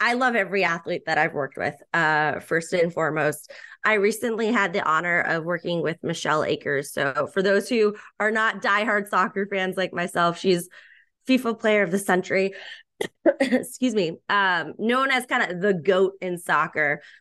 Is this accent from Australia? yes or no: no; Boston, Massachusetts, United States; born and raised in the Boston area